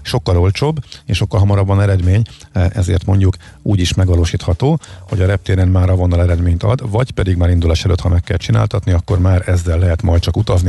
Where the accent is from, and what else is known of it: Hungary